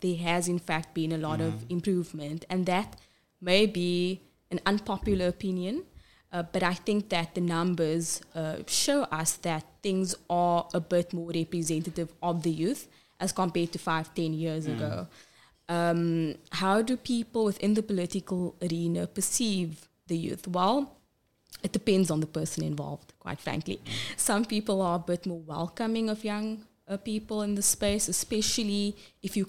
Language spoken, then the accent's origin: English; Cape Town, Western Cape, South Africa; I was born and bred in Cape Town, raised in Bishop Lavis and live in Alsies River